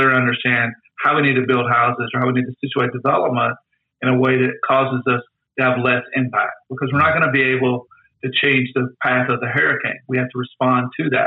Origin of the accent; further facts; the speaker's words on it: Tornado Alley, United States; I grew up in Tornado Alley.